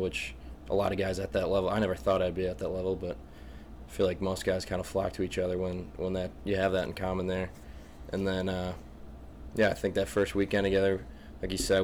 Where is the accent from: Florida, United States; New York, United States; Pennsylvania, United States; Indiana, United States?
Pennsylvania, United States; Scranton; I'm from Scranton, PA